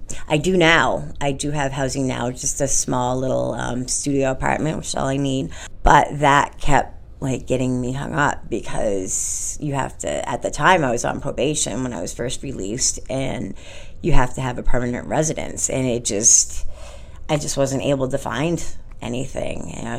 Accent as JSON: {"language": "English", "town": "Orange", "region": "Massachusetts", "country": "United States", "said": "I'm from Orange, Massachusetts, yeah."}